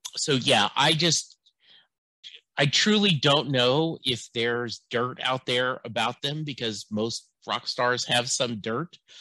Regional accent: Louisiana, United States; growing up in Louisiana

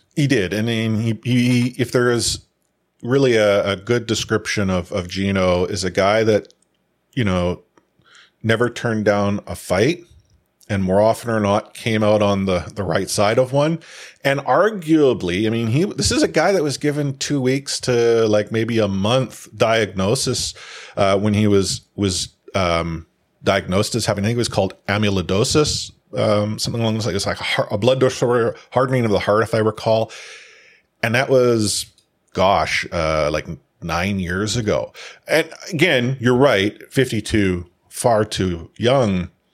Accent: New York, United States; I grew up in New York

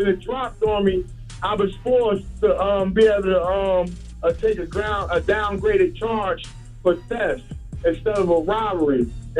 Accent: Newark, New Jersey, United States; I'm from Newark, New Jersey.

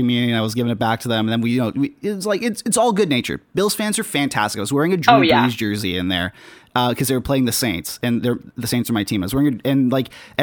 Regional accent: Toronto, Ontario, Canada; from Toronto.

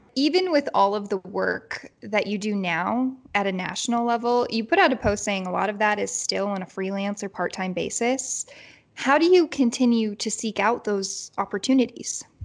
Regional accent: Chicago, Illinois, United States; moved away; chicago which is where i'm from

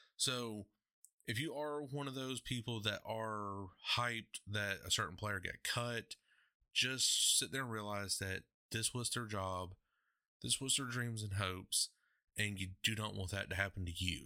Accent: Athens, Georgia, United States; my hometown, Athens

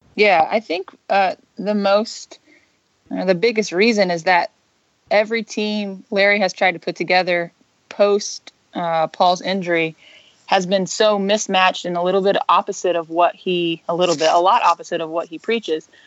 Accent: Indiana, United States; I'm from Indiana. Um, I went to Indiana State.

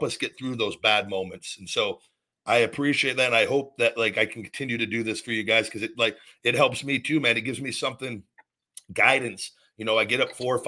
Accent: Las Vegas, Nevada, United States; moved away as an adult; also born or lived in McDonough, Georgia; I moved from Vegas to McDonough, Georgia, 23 years old for WWE, moved across country

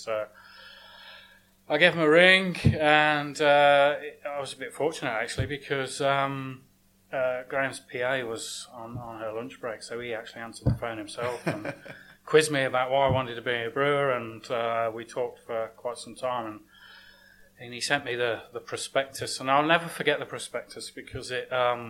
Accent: Leicester, East Midlands, United Kingdom; moved away as an adult; now in Australia; No, I'm from Leicester in England. It's not on the tourist map. It's not the glamorous part.

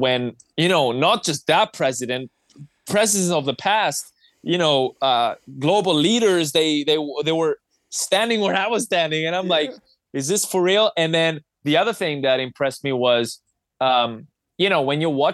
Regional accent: Cyprus; I'm from Cyprus.

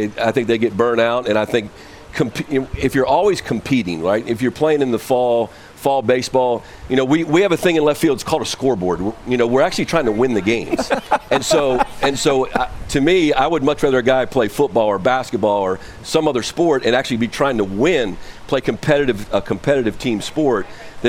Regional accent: Western Maryland, United States; moved away; I'm from Western Maryland

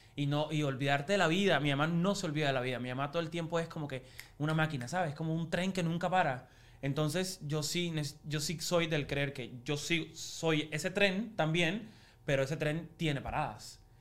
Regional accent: Cuba; now in United States; nacimos en Cuba y tú yo nací en Cuba

